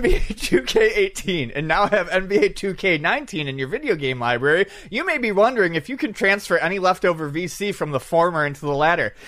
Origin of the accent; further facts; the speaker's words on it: Buffalo, New York, United States; moved away; When I was growing up in Buffalo